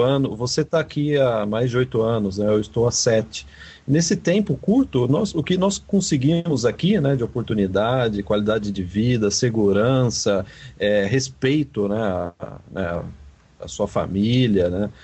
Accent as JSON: {"language": "Portuguese", "country": "Brazil", "tie": "born or raised there", "moved": "as an adult", "lives_now": "Canada", "said": "a gente nasceu no Brasil, óbvio, né? A gente é brasileiro"}